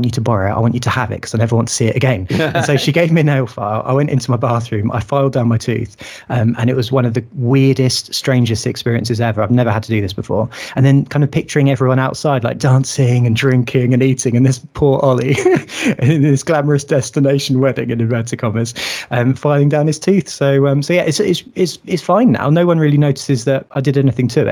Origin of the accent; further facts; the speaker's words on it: Sussex, South East England, United Kingdom; I grew up in Sussex